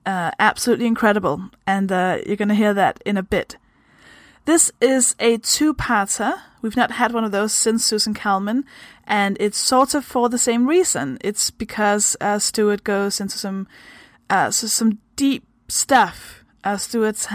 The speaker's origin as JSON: {"language": "English", "country": "Denmark", "second_language": "English", "said": "I am also from Denmark. I hope that explains the weird kind of accent thing that I have going on."}